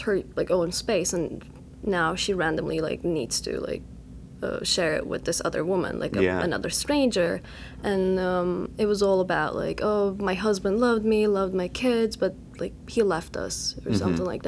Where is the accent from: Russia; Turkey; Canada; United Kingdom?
Turkey; moved away as an adult; also born or lived in New York; I'm coming from there. Like, I go to my hometown, like, my parents still live there